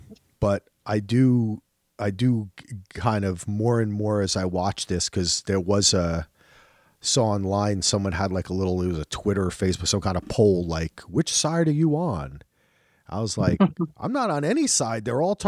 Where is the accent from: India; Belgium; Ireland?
Ireland; I'm Irish. We don't like kings and queens.